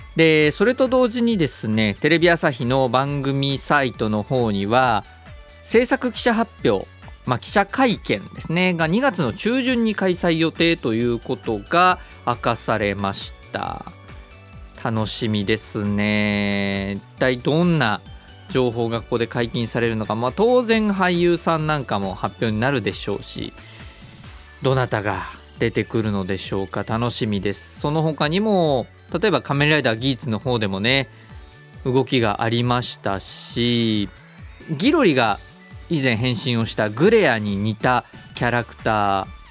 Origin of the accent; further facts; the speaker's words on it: Miyazaki, Japan; moved away; 宮崎県私のふるさと